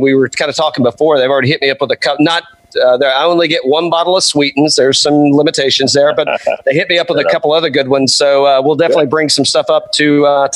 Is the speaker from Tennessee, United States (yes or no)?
yes; East Tennessee, United States; moved away; also born or lived in Tampa, Florida; I'm from East Tennessee originally, and I've also lived in Tampa